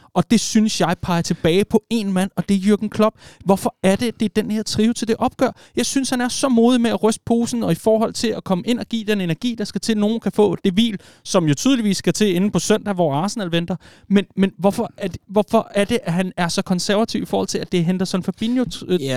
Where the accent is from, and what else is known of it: Vestegnen, Capital Region of Denmark, Denmark